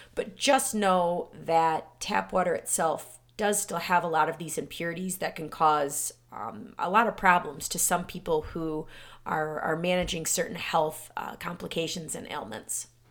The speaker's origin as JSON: {"language": "English", "region": "Michigan", "country": "United States", "tie": "born or raised there", "said": "my hometown, again, was one of the first cities, um, in the country back in nineteen forty-five to fluorinate their water"}